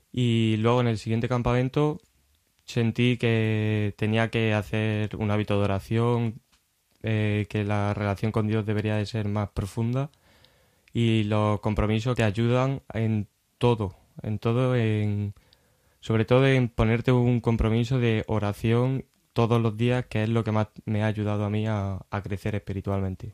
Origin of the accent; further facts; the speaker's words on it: Baeza, Andalusia, Spain; moved away; also born or lived in Cantabria; soy de, Jaén, Andalucía, de un pueblo llamado Baeza, Patrimonio de la Humanidad